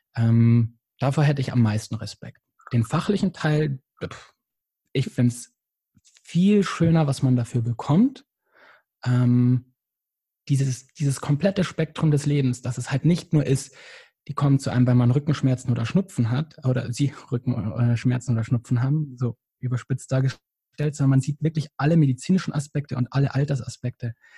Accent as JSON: {"language": "German", "region": "Bavaria", "country": "Germany", "tie": "born or raised there", "also_born_or_lived": "Munich", "moved": "as an adult", "lives_now": "Hamburg, Germany", "said": "ich komme wie gesagt, aus Bayern. Das ist ein kleines Dorf"}